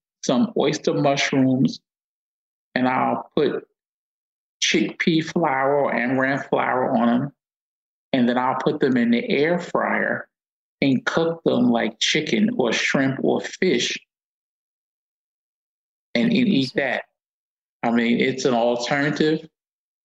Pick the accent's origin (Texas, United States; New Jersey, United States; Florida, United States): New Jersey, United States; Newark; also born or lived in Brixton, London; I had original Italian food growing up in Newark my whole life